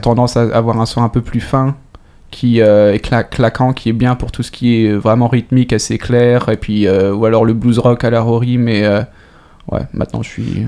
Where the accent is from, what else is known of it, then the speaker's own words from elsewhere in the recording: France; moved away as an adult; now in Sweden; en tant que Français